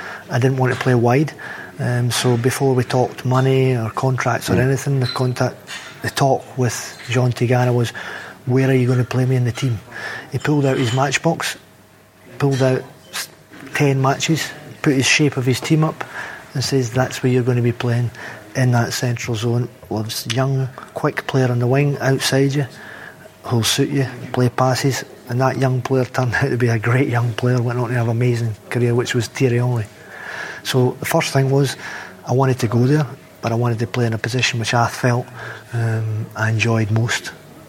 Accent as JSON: {"language": "English", "region": "Scotland", "country": "United Kingdom", "said": "I came from Barrowfield, and any Scottish person will tell you Barrowfield's not the prettiest drive in the world from Celtic Park to Barrowfield"}